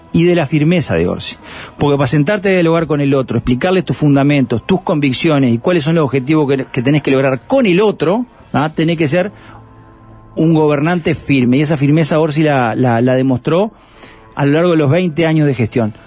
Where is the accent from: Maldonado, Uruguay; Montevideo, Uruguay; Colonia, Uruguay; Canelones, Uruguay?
Canelones, Uruguay; yo soy canario de la capital canaria y me considero el interior